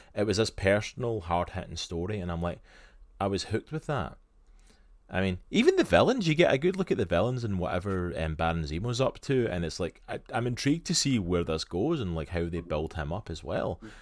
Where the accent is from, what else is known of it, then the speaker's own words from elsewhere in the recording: Scotland, United Kingdom; accent: Scottish; now in United States; my beautiful Scottish accent